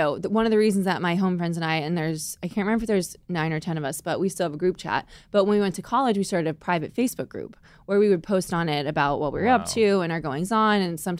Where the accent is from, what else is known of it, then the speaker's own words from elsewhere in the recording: Fairfield County, Connecticut, United States; we're from Fairfield County